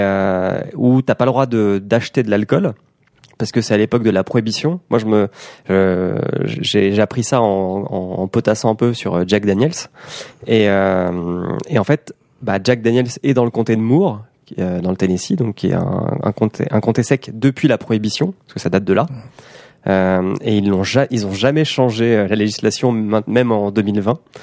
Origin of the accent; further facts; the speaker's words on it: Caen, Normandy, France; moved away; je suis normand à la base